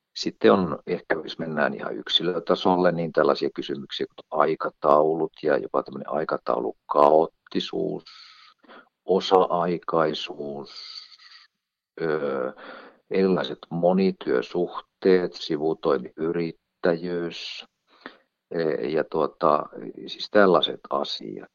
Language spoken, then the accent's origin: Finnish; northern Finland, Finland; Mä olen kotoisin Pohjois-Suomesta